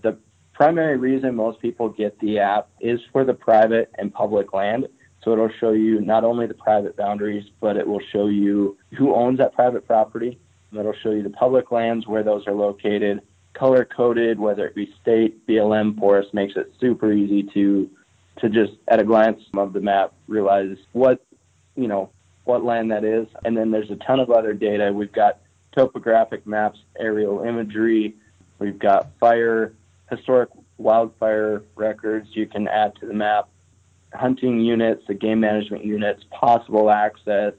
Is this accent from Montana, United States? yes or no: yes; eastern Montana, United States; now in Missoula, United States; I was born and raised in Montana on the other side of the state. So, I was born in eastern Montana.